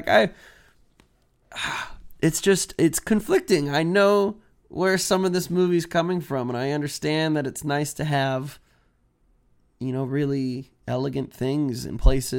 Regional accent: Houston, Texas, United States; also born or lived in Washington; here I am growing up in Houston and in Washington.

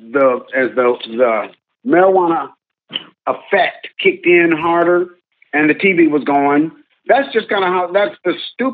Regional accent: Los Angeles, California, United States; I'm born and raised in Los Angeles

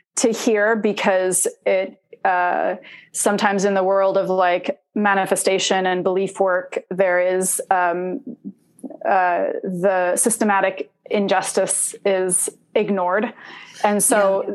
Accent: Oregon, United States; also born or lived in Indonesia / Los Angeles, California; I grew up in Oregon. Yeah. Um, uh, I mean, I grew up in LA and then in Oregon

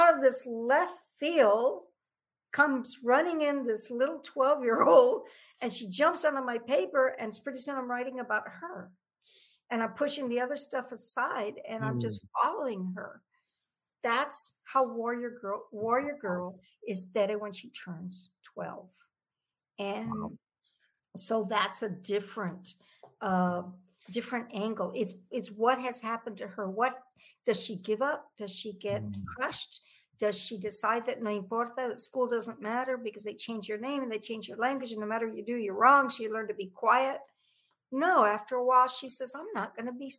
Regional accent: San Antonio, Texas, United States; I grew up on the West Side Barrio

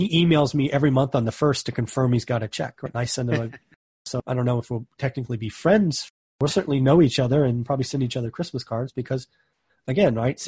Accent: California, United States; I'm from California.

